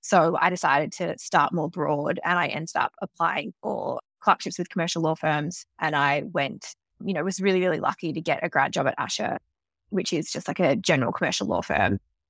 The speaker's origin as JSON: {"language": "English", "town": "Melbourne", "region": "Victoria", "country": "Australia", "also_born_or_lived": "Sydney", "lives_now": "New York, United States", "said": "And prior to that, I was in Sydney for 6 years, but I am originally from Melbourne, so have moved around quite a lot in my life."}